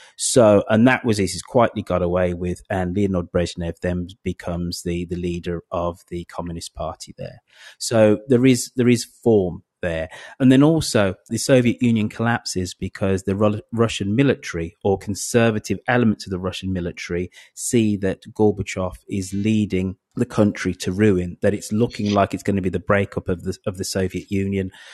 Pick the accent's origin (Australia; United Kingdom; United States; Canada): United Kingdom; I'm British and European